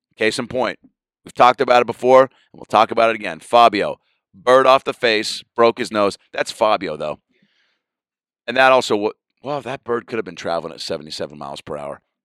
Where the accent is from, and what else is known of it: Seattle, Washington, United States